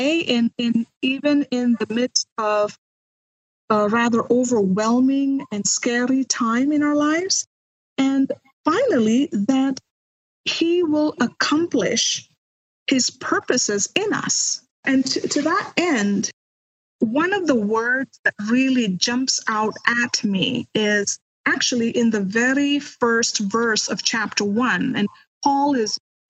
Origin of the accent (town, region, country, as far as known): India; moved away as an adult; now in United States